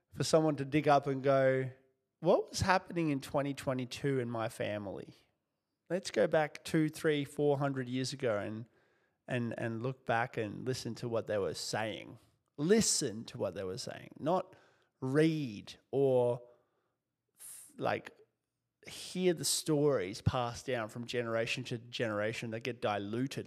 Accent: Kyrgyzstan; moved away; also born or lived in Soviet Union; I was born in the Soviet Union and lived in a country called Kyrgyzstan after the collapse

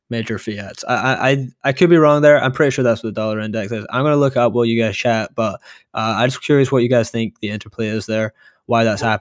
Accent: Canada; I'm curious what Will thinks because he's in a sort of similar position where like uh, Canadian, I'm Canadian dollar.

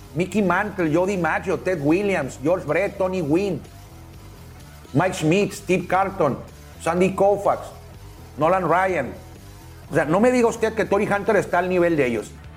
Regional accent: Mexico; yo soy mexicano

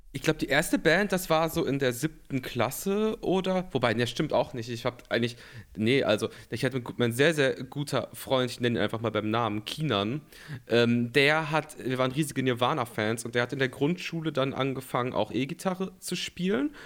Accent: North Rhine-Westphalia, Germany; ich komme aus Nordrhein-Westfalen, so viel, mhm. so viel sage ich mal, und ähm, lebe in Köln. Ja, lebe in Köln okay. und bin nicht, nicht weit weg von hier aufgewachsen

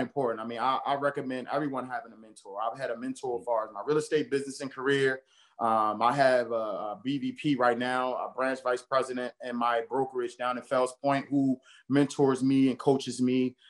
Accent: Baltimore, Maryland, United States; I grew up in Baltimore, born and raised in Baltimore, specifically over East Baltimore

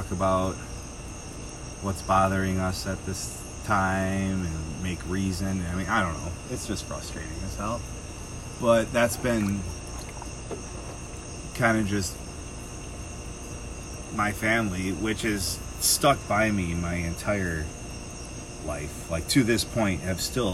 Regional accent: Middleton, Wisconsin, United States; also born or lived in Madison, Wisconsin / Kankakee, Illinois; moved back to Middleton when Capital Brewery was opening. And that's where I spent my entire childhood

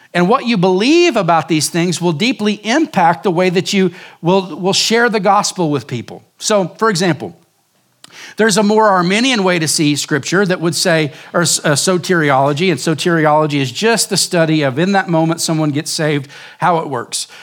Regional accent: Oklahoma, United States; moved away as an adult; now in Surprise, Arizona, United States; growing up in Oklahoma

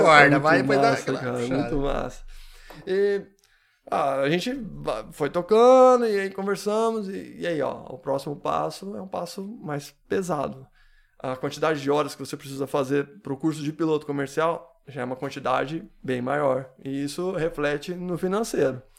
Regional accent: Presidente Venceslau, São Paulo, Brazil; also born or lived in São José dos Campos; now in Tupi Paulista, Brazil; eu nasci em Venceslau. Ah, sim. Nasci sim, em Venceslau.

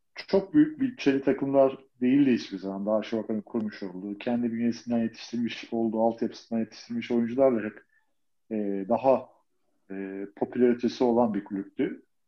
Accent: Istanbul, Turkey; Fatih'te, Çarşamba diye geçiyor zaten orası

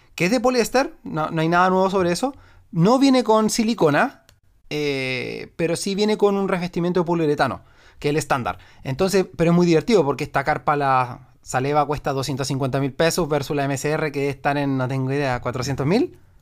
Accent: Punta Arenas, Magallanes and Chilean Antarctica, Chile; yo soy de, como te digo, soy de Punta Arena

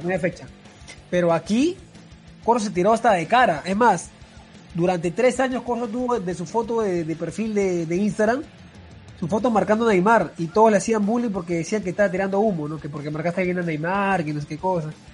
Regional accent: Peru; como peruanos

